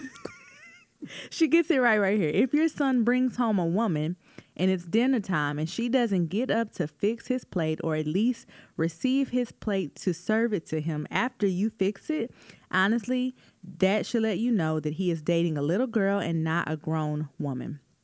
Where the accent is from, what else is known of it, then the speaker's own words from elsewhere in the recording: Tulsa, Oklahoma, United States; Even in Tulsa, like, I, I do remember celebrating Juneteenth as a kid